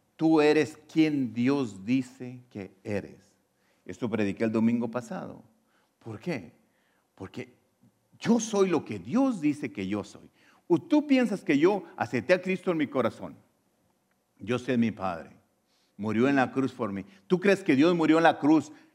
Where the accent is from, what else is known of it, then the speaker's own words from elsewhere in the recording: Mexico; now in United States; Yo antes nací en México, era ciudadano ah, mexicano